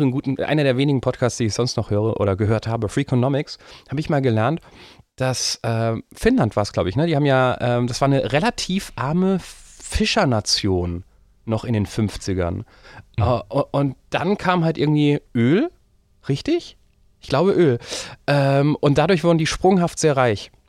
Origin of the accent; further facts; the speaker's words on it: Rhineland-Palatinate, Germany; Entschuldigung, da wo ich herkomme, Roy Hesse, Da gibt es natürlich auch den, den ähm, Weinautomaten beim Winzer